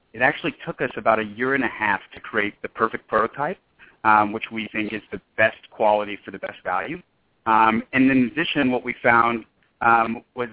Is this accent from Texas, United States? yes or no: yes; Houston, Texas, United States; moved away as an adult; also born or lived in Lawrence, Kansas / Los Angeles, California; now in Austin, United States; I'm originally from Houston, Texas